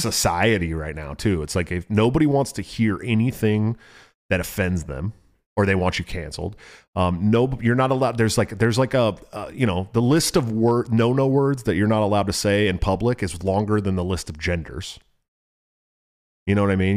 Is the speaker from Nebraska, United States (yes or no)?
no; California, United States; I'm from California